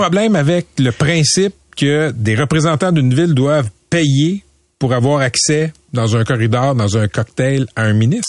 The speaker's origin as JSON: {"language": "French", "town": "Laval", "region": "Quebec", "country": "Canada", "tie": "born or raised there", "said": "j'ai j'ai grandi à Laval, je suis à Fabreville"}